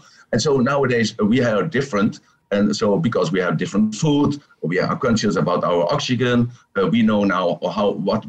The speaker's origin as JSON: {"language": "English", "country": "Netherlands", "moved": "yes", "lives_now": "Thailand", "said": "I'm from Holland, from the Netherlands, oh. but I'm living in Thailand with my babies."}